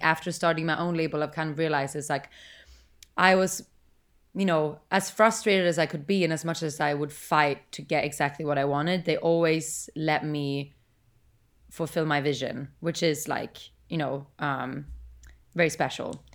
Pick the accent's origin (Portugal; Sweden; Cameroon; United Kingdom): Sweden; now in United States; I'm from Sweden